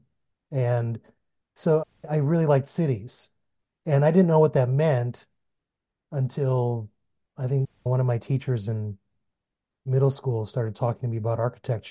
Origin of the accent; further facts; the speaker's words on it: Rochester, New York, United States; now in Texas, United States; I grew up in Rochester.